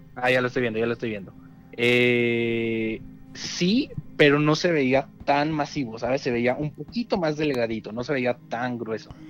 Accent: Mexico City, Mexico; now in Toluca, Mexico; nací allá en, el Bello DF

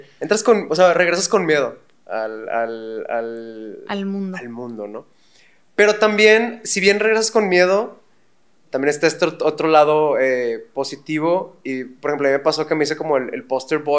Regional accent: Monterrey, Nuevo León, Mexico; Sí, somos de Monterrey, pues...

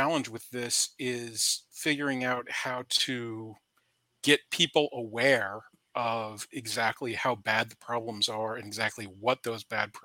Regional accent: Charlottesville, Virginia, United States; Charlottesville, my hometown

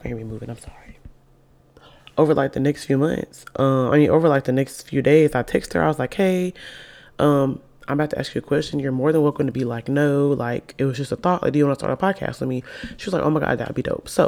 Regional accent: Alabama, United States; also born or lived in Birmingham, Alabama; I live in Birmingham, Alabama. We're both from Alabama.

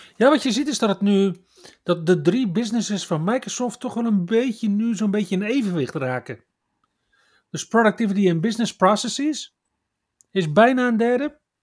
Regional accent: Netherlands; we als Nederlanders

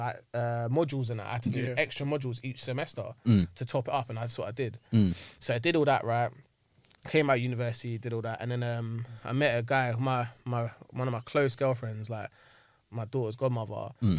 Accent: Sudbury, London, United Kingdom; I'm from like Sudbury.

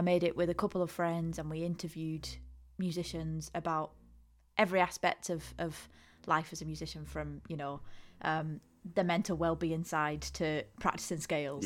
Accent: Ulverston, North West England, United Kingdom; I'm from Ulverston, which is so far away from here.

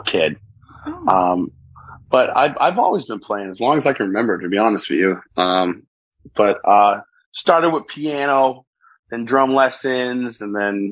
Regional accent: New Hampshire, United States; moved away as an adult; also born or lived in Massachusetts; now in Key West, United States; I'm originally from New Hampshire and southern New Hampshire and Massachusetts area

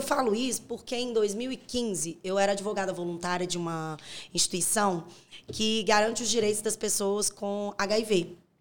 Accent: Corinto, Minas Gerais, Brazil; Eu nasci em Corinto, é, perto de Curvelo.

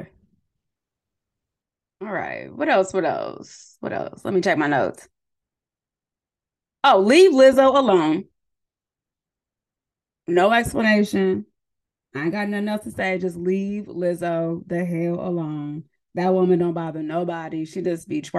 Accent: San Diego, California, United States; also born or lived in San Jose, California; I'm originally from California, from San Diego, but I went to school in the Bay Area at San Jose State University

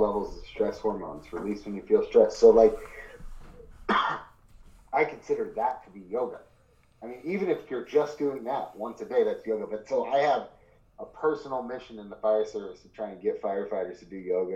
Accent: Ashland area, Oregon, United States; my hometown

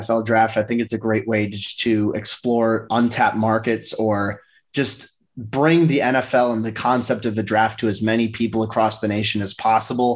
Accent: Midwest, United States; I'm probably biased being a Midwesterner

